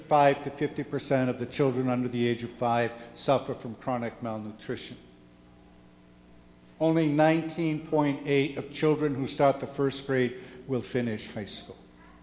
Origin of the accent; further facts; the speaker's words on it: Juticalpa, Olancho, Honduras; And so I'm from Juticalpa, the Diocese of Juticalpa. And it's much more rural than what you would find in Tegucigalpa, and not as densely populated.